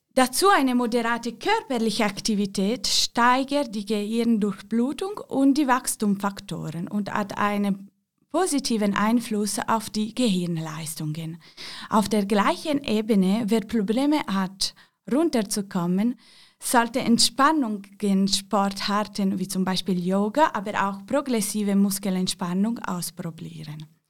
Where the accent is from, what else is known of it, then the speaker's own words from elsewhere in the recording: Ticino, Switzerland; Ich komme aus dem Tessin